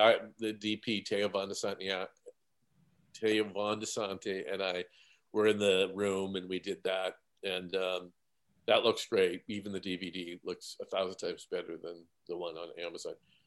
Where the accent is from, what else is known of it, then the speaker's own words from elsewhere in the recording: Canada; I was a Canadian